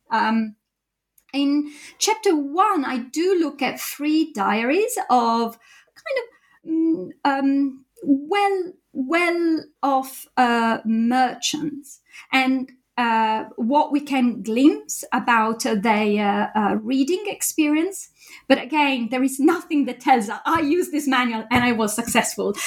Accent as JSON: {"language": "English", "country": "Italy", "also_born_or_lived": "Japan", "moved": "as an adult", "lives_now": "United Kingdom", "said": "I did my PhD in Italy, my home country"}